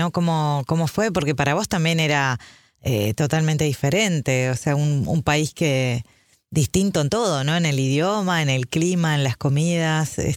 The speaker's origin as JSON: {"language": "Spanish", "country": "Cuba", "tie": "born or raised there", "also_born_or_lived": "Russia", "first_language": "Russian", "second_language": "Spanish", "said": "Nací en Cuba, sí, nací en Cuba."}